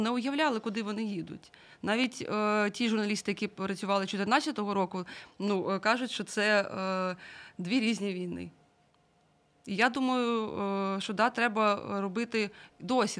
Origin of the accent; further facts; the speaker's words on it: Mariupol, Donetsk Oblast, Ukraine; moved away; я сама з Маріуполя